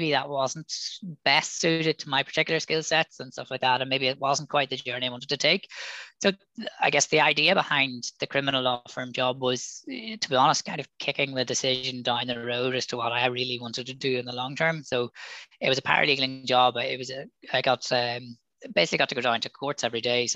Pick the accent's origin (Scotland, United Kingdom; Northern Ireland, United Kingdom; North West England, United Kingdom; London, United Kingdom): Northern Ireland, United Kingdom; Belfast; moved away as an adult; I'm from Belfast, or just outside Belfast, and so did the A level.